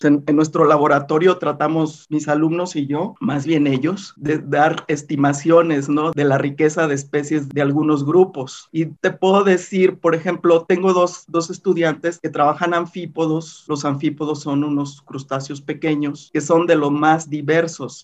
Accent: Manzanillo, Colima, Mexico; yo nací en Manzanillo, Colima

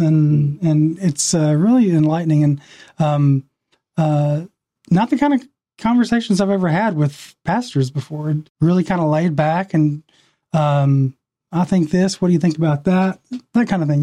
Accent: western Kentucky, United States; now in Atlanta, United States; I'm originally from a very small town in western Kentucky

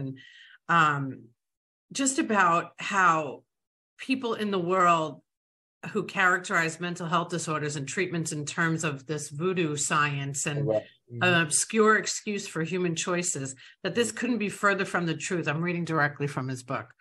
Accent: New York, United States; I was raised in New York

